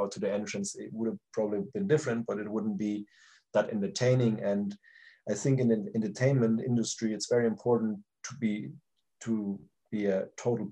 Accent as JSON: {"language": "English", "country": "Germany", "also_born_or_lived": "United States", "moved": "as an adult", "said": "my home country"}